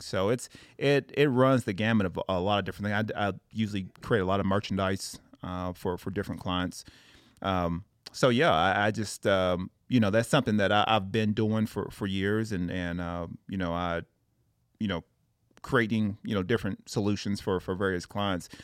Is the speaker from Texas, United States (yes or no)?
no; Tennessee, United States; moved away as an adult; I'm originally from Tennessee.